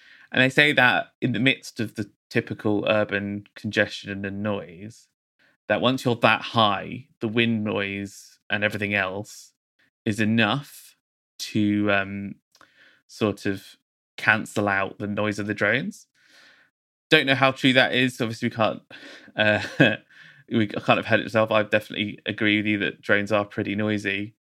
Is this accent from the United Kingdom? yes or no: yes; England, United Kingdom; I'm a British architect. I went to university here. I grew up here.